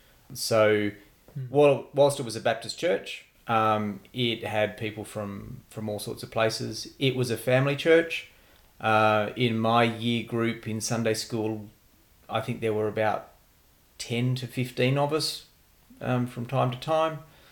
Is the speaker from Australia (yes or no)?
yes; Wagga Wagga, New South Wales, Australia; moved away as an adult; also born or lived in Sydney; now in Canberra, Australia; I was born and bred in Wagga. I was in Wagga right the way through until I left home to go to uni. So I grew up in Wagga.